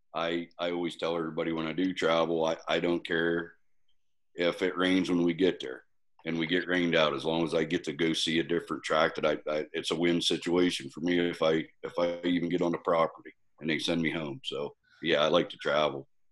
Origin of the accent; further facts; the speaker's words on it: Pennsylvania, United States; being from Pennsylvania